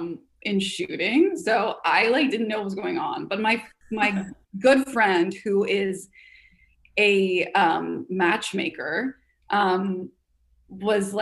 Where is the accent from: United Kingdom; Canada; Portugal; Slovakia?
Canada; moved away as an adult; now in United States; I'm Canadian.